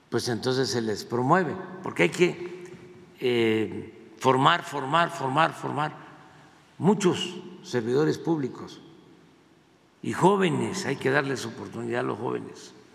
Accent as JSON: {"language": "Spanish", "region": "Tabasco", "country": "Mexico", "also_born_or_lived": "Veracruz", "said": "yo soy veracruzano, soy tabasqueño, bueno, soy choco jarocho"}